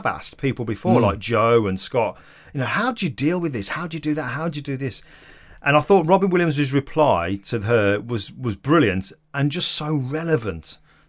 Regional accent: Stoke-on-Trent, West Midlands, United Kingdom; I'm from Stoke-on-Trent. I have no qualifications. I didn't come from money.

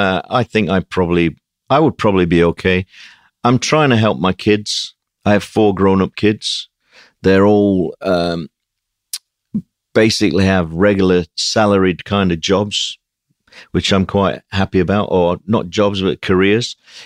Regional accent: Sheffield, Yorkshire and the Humber, United Kingdom; It was very, by today's standard, it was extremely austere. But so was everywhere up in the north of England. I've come from a pretty poor, basic working class family.

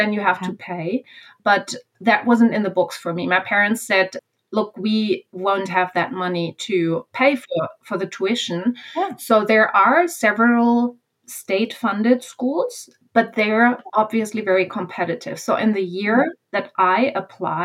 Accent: Germany; moved away; I became a speech pathologist in Germany

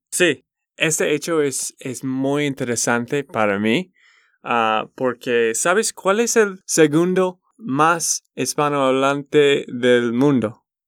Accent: Texas, United States; de Texas, Estados Unidos

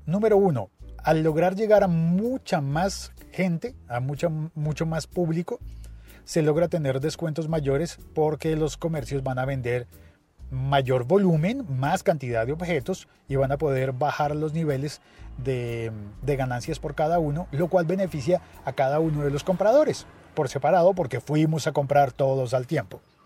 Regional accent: Colombia

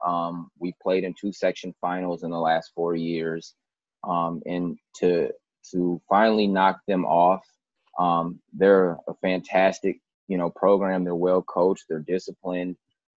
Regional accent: Minneapolis, Minnesota, United States; also born or lived in Richfield, Minnesota; I am from Minneapolis. Went to high school at Holy Angels for a year, and then I transferred to Richfield, and that was where I graduated high school

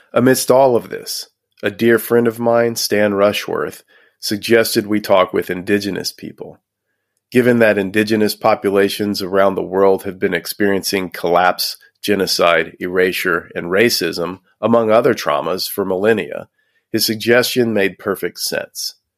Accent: Houston, Texas, United States; Growing up in Houston, Texas

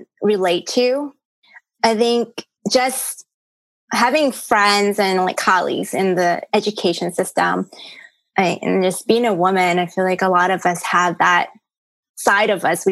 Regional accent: North Carolina, United States; born or raised there; English is a second language; also born or lived in Hong Kong / New York City

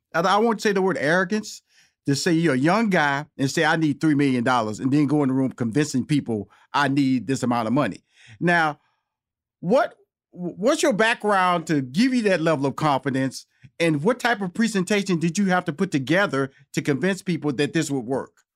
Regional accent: Houston, Texas, United States; moved away as an adult; also born or lived in Chicago / New York / Los Angeles; I'm born and raised in Houston, Texas, okay? Lived in Chicago for five years, New York for four years, so L A for fifteen years

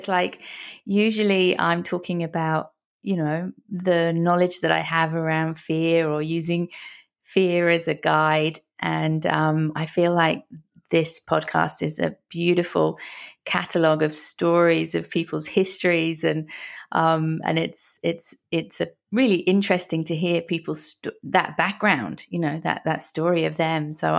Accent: London, United Kingdom; moved away as an adult; now in Australia; Originally from London in the UK.

